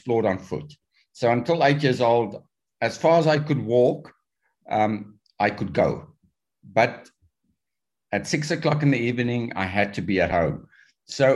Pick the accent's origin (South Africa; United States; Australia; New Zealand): South Africa; When I was growing up in South Africa